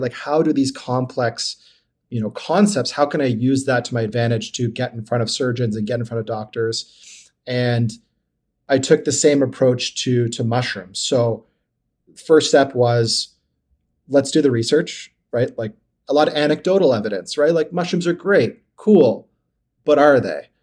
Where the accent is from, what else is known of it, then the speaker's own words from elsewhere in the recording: Ottawa, Ontario, Canada; also born or lived in Toronto / Carleton Place; I grew up in Ottawa, so it was kinda coming back home